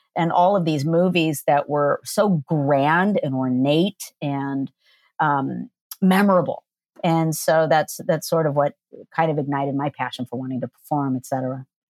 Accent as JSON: {"language": "English", "town": "Downey", "region": "California", "country": "United States", "tie": "born or raised there", "said": "I grew up in LA in Downey"}